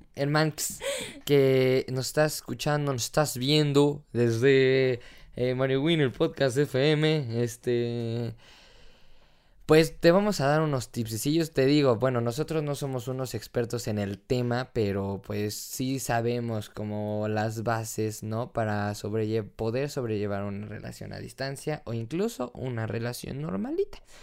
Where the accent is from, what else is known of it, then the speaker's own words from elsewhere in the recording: Mexico; soy mexicano